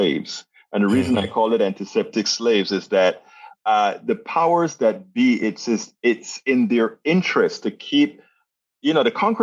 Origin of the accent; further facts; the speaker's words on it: Panama; I'm from Panama, Central America